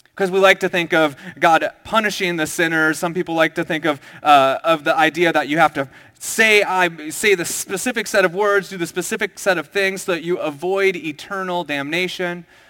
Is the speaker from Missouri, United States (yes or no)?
no; Minnesota, United States; moved away as an adult; also born or lived in Southern California; I went to college in South Ca, uh, Sou, Southern California, and I was from Minnesota